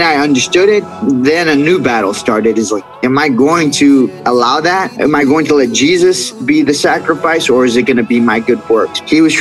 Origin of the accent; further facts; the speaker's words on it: Iran; we grew up in Iran